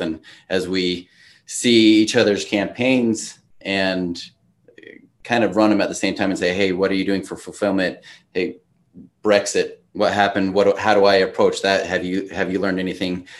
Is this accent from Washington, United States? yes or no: yes; Washington, United States; moved away as an adult; also born or lived in Idaho / Oregon; now in Utah, United States; I grew up in Washington State, went to college in Idaho, and then took my first job in Oregon, and now I live in Utah.